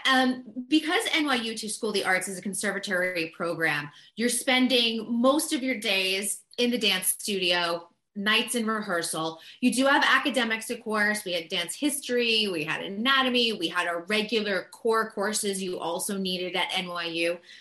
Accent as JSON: {"language": "English", "town": "Boston", "region": "Massachusetts", "country": "United States", "tie": "born or raised there", "also_born_or_lived": "New York City", "moved": "yes", "lives_now": "Los Angeles, United States", "said": "I grew up on the East Coast. I'm from Boston originally, had lived in New York City"}